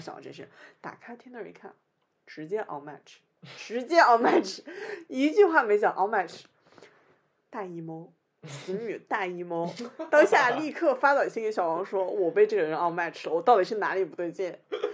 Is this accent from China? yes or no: yes; northern China, China; accent: northern; now in Shanghai, China; 我讲话就北方口音